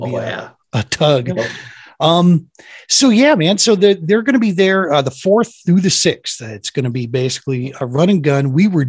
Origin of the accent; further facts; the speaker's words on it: Minnesota, United States; born there; After living up there for 10 years, I was born technically in Minnesota.